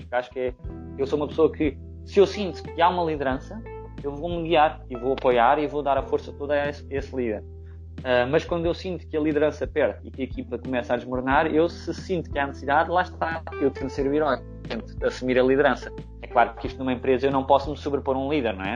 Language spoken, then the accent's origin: Portuguese; Portugal; moved away as an adult; also born or lived in Lisbon / France / Germany; now in Netherlands; sou português